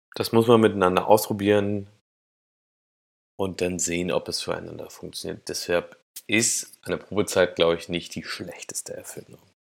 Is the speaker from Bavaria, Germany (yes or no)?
no; Thuringia, Germany; moved away as an adult; also born or lived in Cologne / Berlin; dass ich aus Thüringen komme, dass ich da 18 Jahre lang aufgewachsen bin